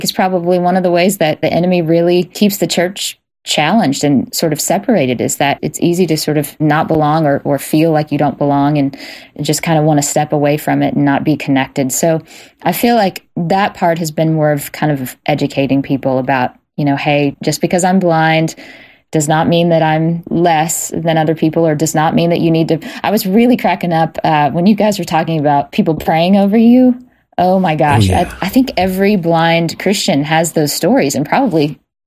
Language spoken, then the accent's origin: English; Jackson, Mississippi, United States; I grew up in Jackson, Mississippi, in a very gospel blues world